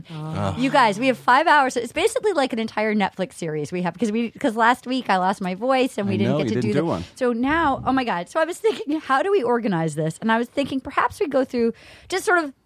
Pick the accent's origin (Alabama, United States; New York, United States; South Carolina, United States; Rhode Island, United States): Rhode Island, United States; Little Compton; moved away; I'm from Little Compton, Rhode Island, which is the opposite of Texas